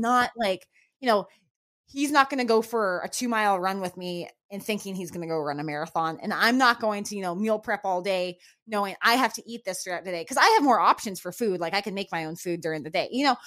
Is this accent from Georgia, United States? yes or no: no; New Mexico, United States; moved away; also born or lived in Florida; I grew up in New Mexico, where that was a very, very common thing